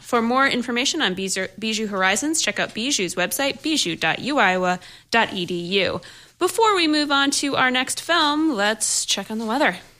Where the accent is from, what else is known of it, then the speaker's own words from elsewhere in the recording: Buffalo, New York, United States; I'm from Buffalo